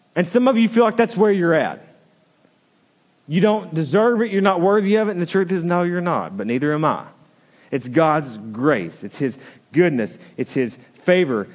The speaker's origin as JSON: {"language": "English", "region": "the South", "country": "United States", "said": "I'm from the South"}